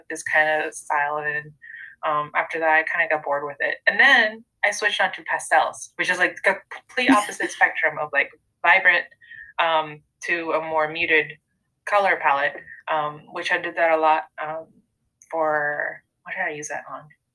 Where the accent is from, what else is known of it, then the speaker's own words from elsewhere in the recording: Mexico; now in United States; when I grew up in Mexico, there was just so much color in buildings and signage and food and just in clothing